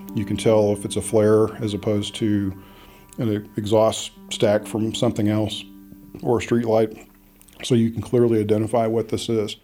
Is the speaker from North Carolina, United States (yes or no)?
no; Midland, Texas, United States; I was born in Midland, Texas, in the heart of the Permian Basin